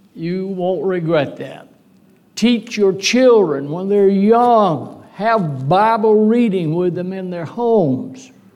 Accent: DeQuincy, Louisiana, United States; also born or lived in Lake Charles, Louisiana; De Quincy, my hometown congregation, been a member of it a long time

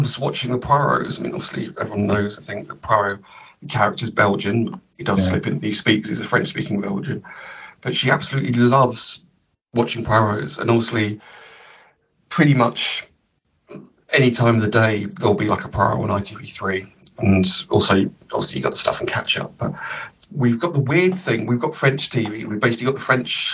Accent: Cambridge, East of England, United Kingdom; also born or lived in Comberton; Growing up in Cambridge

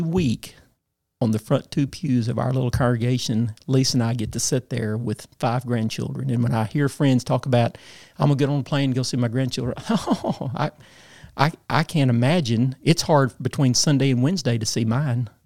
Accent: Paragould, Arkansas, United States; lived in my hometown all of my life.

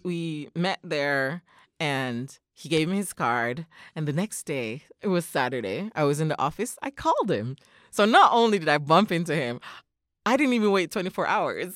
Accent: Jamaica; moved away as an adult; now in Japan; I am a native of Jamaica

